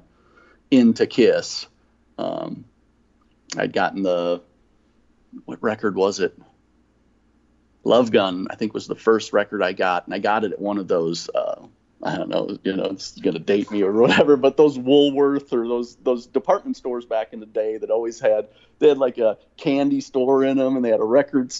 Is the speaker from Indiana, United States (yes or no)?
no; Rockton, Illinois, United States; moved away as an adult; also born or lived in Kenosha, Wisconsin / Rockford, Illinois / Texas; I grew up in Rockton, Illinois, which is just north of Rockford